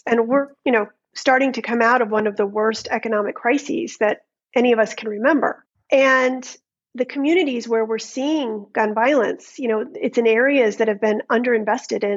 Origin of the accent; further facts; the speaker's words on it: United States; as a teen growing up in America